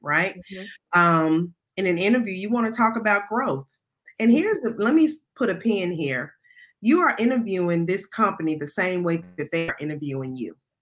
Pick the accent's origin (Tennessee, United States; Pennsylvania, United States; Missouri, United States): Tennessee, United States; Memphis; I'm from Memphis